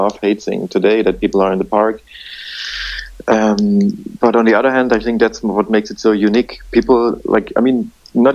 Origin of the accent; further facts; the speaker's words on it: Dresden, Saxony, Germany; my own hometown, to Dresden in the east of Germany